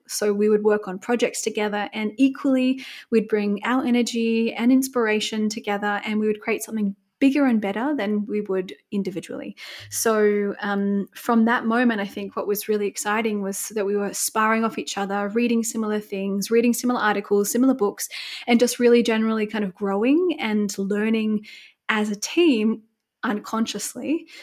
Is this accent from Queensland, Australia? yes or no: no; Bermagui, New South Wales, Australia; moved away as an adult; now in Munich, Germany; I'm originally from Australia, so a very small town called Bermagui, which is south of Sydney